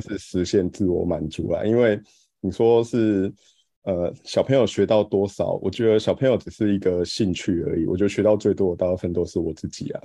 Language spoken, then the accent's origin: Chinese; Pingtung County, Taiwan; 因为我是屏东人，所以我回屏东实习